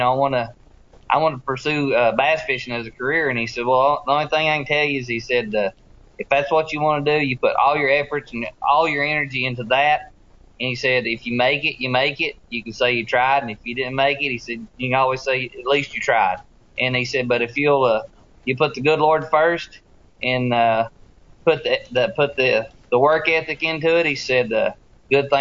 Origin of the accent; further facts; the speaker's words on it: Tennessee, United States; growing up on the Tennessee River